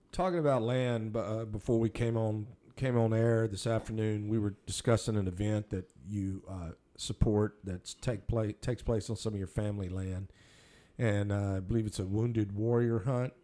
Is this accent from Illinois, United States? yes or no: no; Minerva, Texas, United States; I grew up in Minerva.